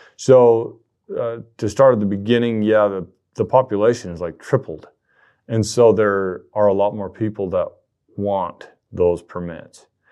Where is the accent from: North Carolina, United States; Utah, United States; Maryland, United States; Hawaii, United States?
Utah, United States; southern; moved away as an adult; now in Idaho, United States; I was down in the southern part of the state, which is a, a much different place than the population centers in Utah Valley and Salt Lake City